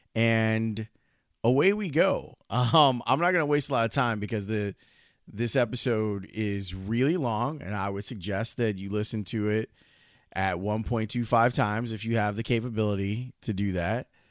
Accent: Chicago, Illinois, United States; I'm a kid from the South Side

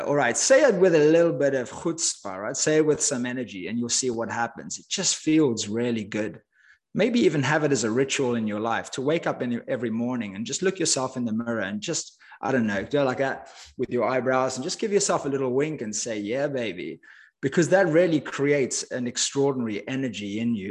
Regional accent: Cape Town, Western Cape, South Africa; moved away as an adult; I grew up in Cape Town, South Africa. As I mentioned, I lived there for the first 20 years of my life.

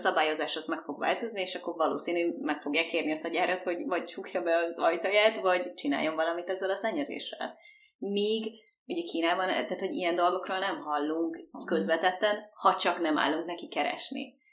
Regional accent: Hungary; now in Montreal, Canada

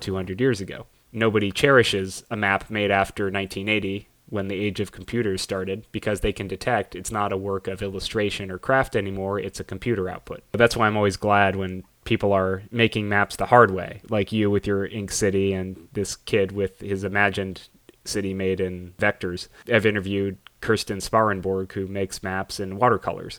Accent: Los Angeles, California, United States; I grew up in Los Angeles. That's where my family's from

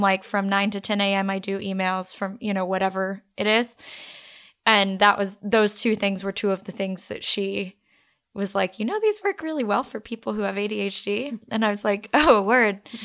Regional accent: Texas, United States; we're from Texas

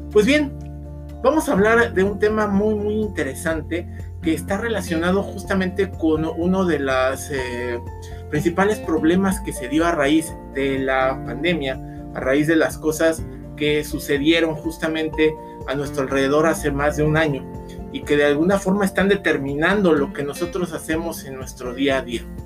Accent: Mexico; nosotros, como mexicanos

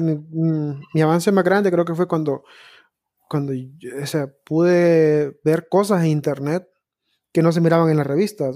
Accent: Honduras; como todo hondureño, tengo un primo deportado

